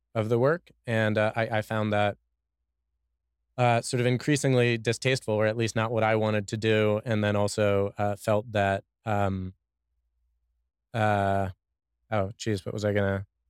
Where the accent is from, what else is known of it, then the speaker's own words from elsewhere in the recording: Washington, District of Columbia, United States; also born or lived in Boston / China / San Francisco / Mexico; now in Austin, United States; I'm from Washington, D.C.